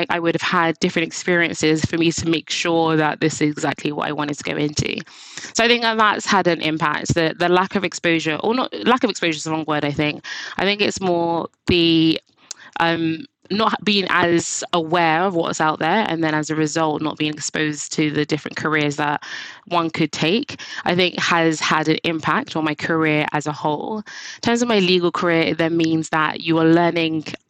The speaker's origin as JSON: {"language": "English", "region": "London", "country": "United Kingdom", "tie": "born or raised there", "said": "I went to school in East London"}